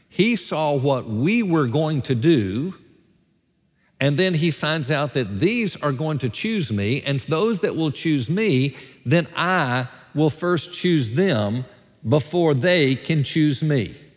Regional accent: Gadsden, Alabama, United States; moved away; my hometown of Gadsden, Alabama, at my fiftieth high school reunion

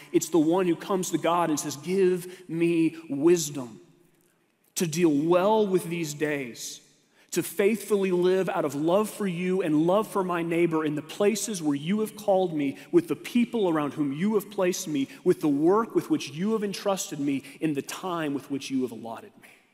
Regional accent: Texas, United States; moved away; I had to go back to Texas, my home state

